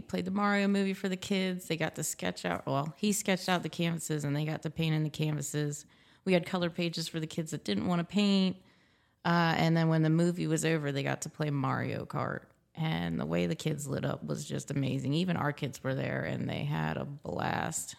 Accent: Elizabethtown, Pennsylvania, United States; also born or lived in Florida; I moved up here in about the second grade. I've lived here the rest of my life.

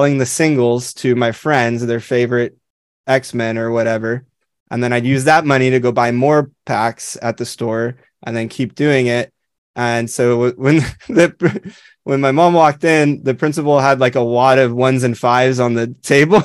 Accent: Southern California, United States; I grew up in Southern California.

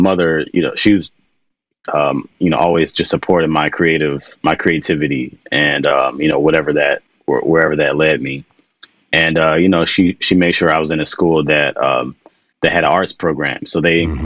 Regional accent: Washington, District of Columbia, United States; I grew up in Washington, D.C.

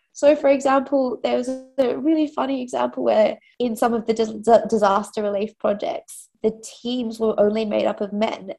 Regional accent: Australia; accent: Australian; moved away as an adult; also born or lived in London; I'm I'm Australian

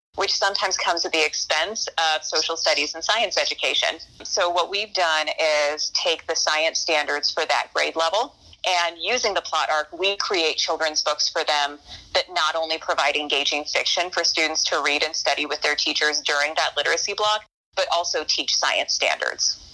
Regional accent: Crawfordsville, Indiana, United States; also born or lived in Lowell, Indiana; When I was a student at Crawfordsville, Indiana

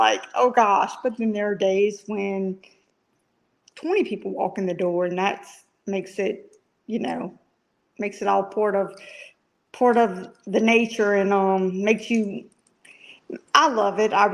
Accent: Louisiana, United States; also born or lived in Birmingham, Alabama; now in Tuscaloosa, United States; I'm from Louisiana

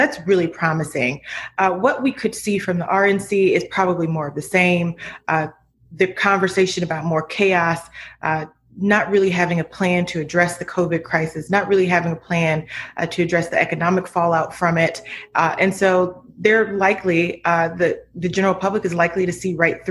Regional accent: Akron, Ohio, United States; in my hometown of Akron, Ohio

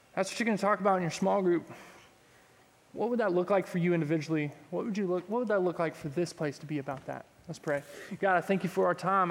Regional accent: Texas, United States; I'm from Texas.

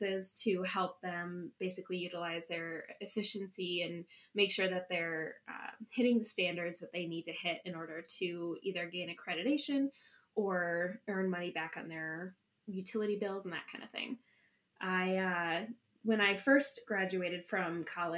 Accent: Madison, Wisconsin, United States; moved away as an adult; now in Eau Claire, United States; I originally grew up in Madison and moved to Eau

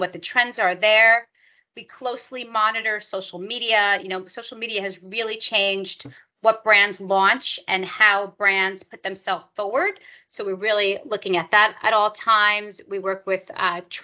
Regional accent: New York, United States; I am from New York, and I went to school in New York

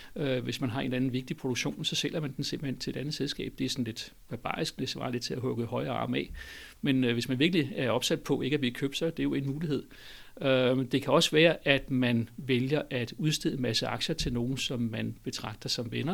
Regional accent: Denmark; som dansker

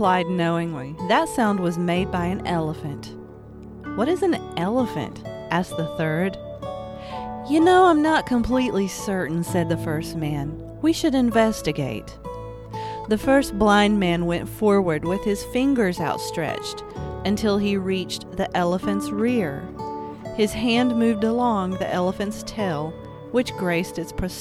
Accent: Appalachia, United States; I'm an Appalachian artist, a storyteller

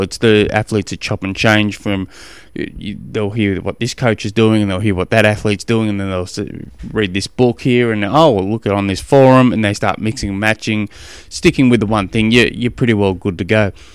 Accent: Australia; moved away; also born or lived in Tennessee, United States; I'm an Aussie

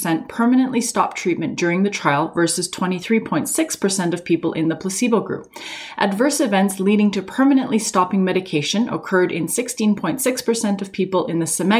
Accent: Canada; I'm a Canadian physician

